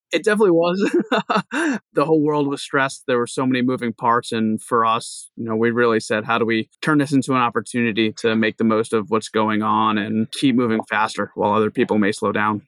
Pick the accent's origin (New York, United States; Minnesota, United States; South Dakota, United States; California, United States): New York, United States; Long Island; moved away as an adult; also born or lived in New Jersey / Hawaii; now in Rhode Island, United States; I grew up in Long Island, New York